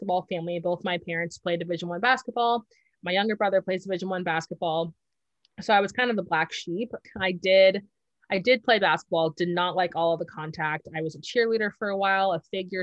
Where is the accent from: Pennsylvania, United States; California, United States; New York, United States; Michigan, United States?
California, United States; Southern; also born or lived in Washington; I grew up in Southern California, so it's a very popular sport here